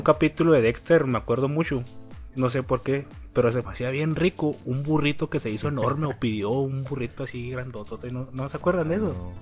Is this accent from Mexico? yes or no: yes; Torreón, Coahuila, Mexico; yo soy de Torreón